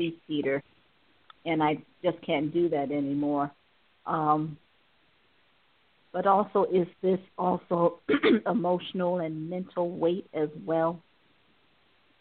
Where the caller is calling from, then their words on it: Cleveland, Ohio, United States; I'm calling from Ohio.